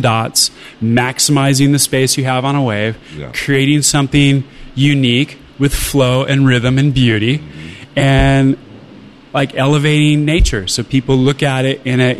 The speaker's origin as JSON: {"language": "English", "area": "Orange County", "region": "California", "country": "United States", "tie": "born or raised there", "said": "I grew up in the middle of the surf industry. So I grew up in Orange County."}